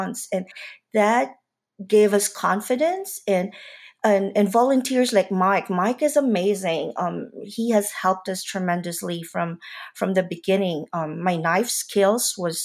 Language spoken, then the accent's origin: English; Manila, Metro Manila, Philippines; moved away as an adult; now in Atlanta, United States; I grew up in Manila. I grew up in the Philippines. I stayed there till college